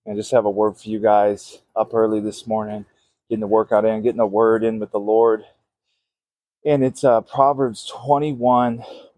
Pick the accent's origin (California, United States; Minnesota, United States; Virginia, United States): Minnesota, United States; I'm from Minnesota